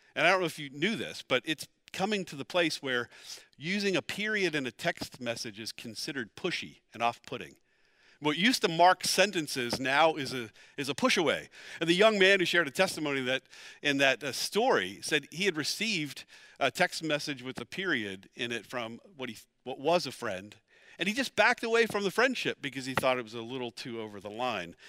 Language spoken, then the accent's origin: English; Pennsylvania, United States; moved away as an adult; also born or lived in Dallas, Texas; We're both from Pennsylvania